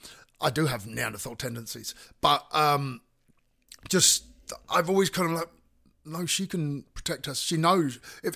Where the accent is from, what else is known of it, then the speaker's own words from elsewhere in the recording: Fareham, South East England, United Kingdom; I was born in Portsmouth. Born and raised in Portsmouth.